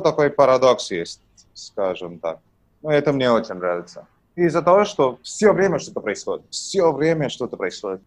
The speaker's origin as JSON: {"language": "Russian", "region": "Tamil Nadu", "country": "India", "also_born_or_lived": "Russia", "first_language": "Tamil", "second_language": "Russian", "said": "Я из Индии, город, но я живу в двух городах, а, либо в Ченнай, либо в Мадурае. Угу. Вот. Это Южная Индия, штат называется Тамильнаду"}